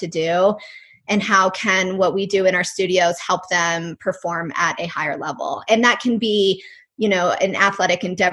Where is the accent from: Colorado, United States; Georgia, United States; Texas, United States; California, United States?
Colorado, United States; moved away; also born or lived in North Carolina; And then I grew up in Colorado, so no surprise, I grew up in the mountains skiing.